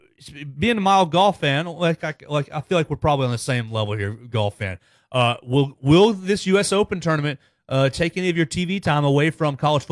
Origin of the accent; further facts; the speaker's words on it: Chattanooga, Tennessee, United States; Harris English went to high school in my hometown. I went to the rival high school of Harris English. He went to Baylor. We went to Macaulay.